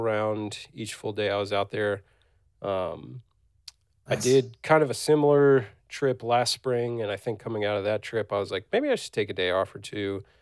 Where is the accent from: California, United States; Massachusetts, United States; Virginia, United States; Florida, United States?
Virginia, United States; I'm from Virginia